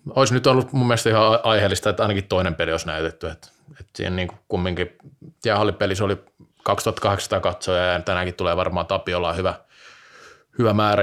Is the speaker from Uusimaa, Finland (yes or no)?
no; Vaasa, Ostrobothnia, Finland; kotikaupungistani Vaasasta